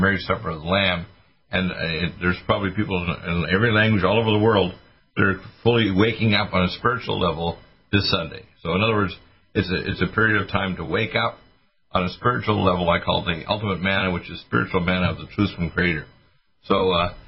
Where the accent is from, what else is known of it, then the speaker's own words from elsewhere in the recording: Canada; moved away; also born or lived in Detroit, Michigan, United States / Nova Scotia / British Columbia / Alberta; I was born in Detroit, but raised when I was a kid in Canada